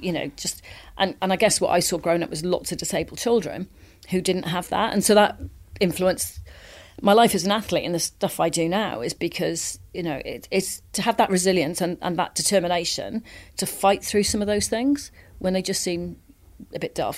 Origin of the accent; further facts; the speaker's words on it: Wales, United Kingdom; I grew up in Wales